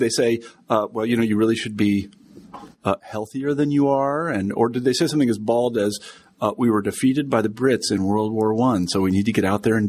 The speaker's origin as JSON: {"language": "English", "region": "Midwest", "country": "United States", "tie": "born or raised there", "said": "to someone like me who grew up in the Midwest"}